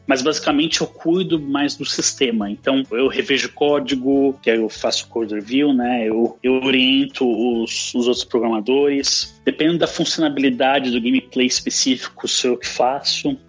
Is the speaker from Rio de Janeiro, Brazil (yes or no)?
no; Santos, São Paulo, Brazil; moved away as an adult; now in Denmark; Eu sou de Santos